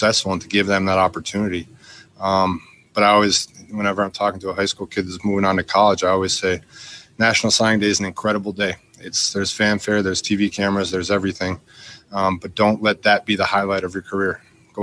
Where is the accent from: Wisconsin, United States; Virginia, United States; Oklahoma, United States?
Wisconsin, United States; now in Texas, United States; I'm from Wisconsin